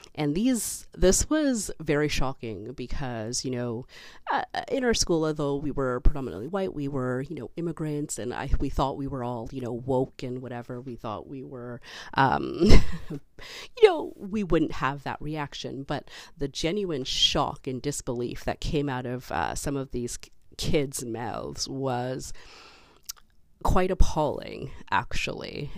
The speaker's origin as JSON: {"language": "English", "town": "Toronto", "region": "Ontario", "country": "Canada", "tie": "born or raised there", "said": "I have been born here. I am Canadian"}